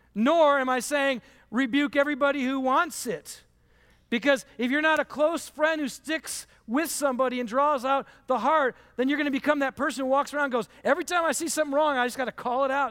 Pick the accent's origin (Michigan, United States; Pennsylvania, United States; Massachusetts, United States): Michigan, United States; I grew up in Michigan